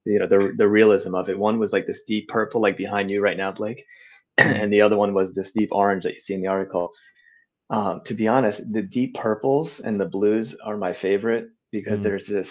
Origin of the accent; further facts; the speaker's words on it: Southwest Florida, United States; moved away as an adult; now in New York City, United States; I grew up in Southwest Florida